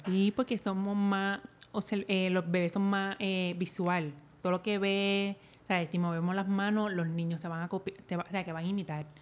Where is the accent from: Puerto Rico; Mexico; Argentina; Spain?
Puerto Rico; Naranjito; Yo me crié en Naranjito